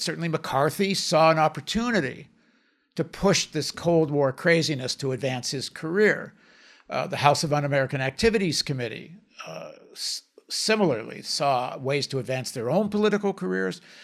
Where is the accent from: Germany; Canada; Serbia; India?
Canada; they came back to Canada, and, and then I, as a result of that, I was born in Canada